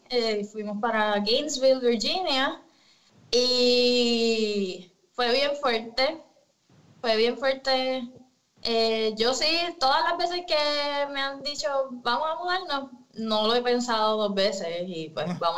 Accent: Ponce, Puerto Rico; also born or lived in Yauco / Caguas / Mayagüez; Mi familia es de Ponce, me crié en Ponce

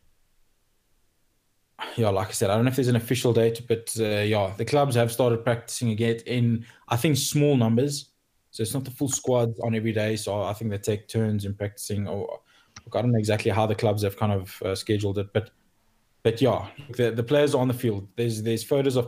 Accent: South Africa; as a South African

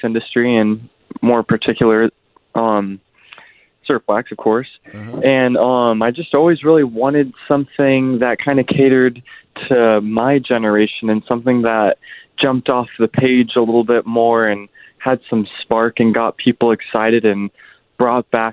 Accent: Los Angeles, California, United States; I grew up in Los Angeles

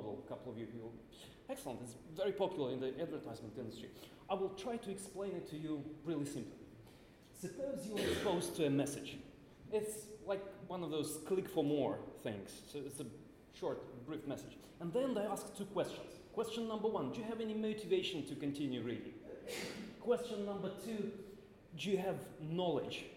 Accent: Moscow, Russia; I'm from Moscow

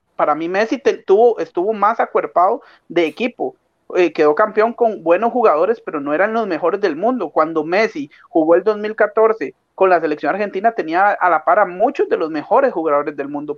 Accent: Costa Rica

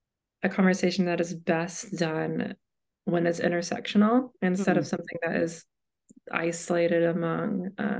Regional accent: Knoxville, Tennessee, United States; I was born in Knoxville, Tennessee, and my dad was a Methodist pastor

